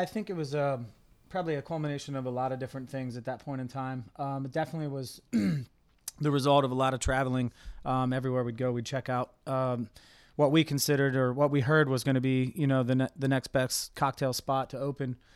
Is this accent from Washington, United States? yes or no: no; Cincinnati, Ohio, United States; moved away as an adult; now in Columbus, United States; I'm from Cincinnati, but moved to Columbus